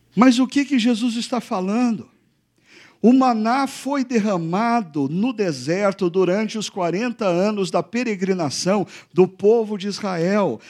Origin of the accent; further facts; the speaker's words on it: Brazil; Nós brasileiros